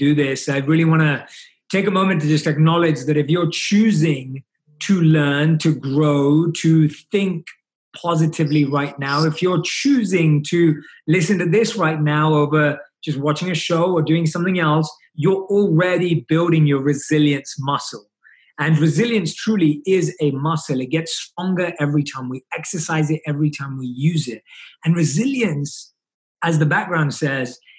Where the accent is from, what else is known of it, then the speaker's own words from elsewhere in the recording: London, United Kingdom; growing up in London, where I was born and raised